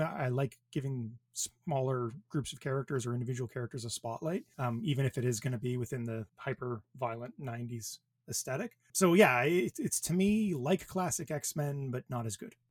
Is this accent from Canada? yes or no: yes; Thunder Bay, Ontario, Canada; I am from Thunder Bay, Ontario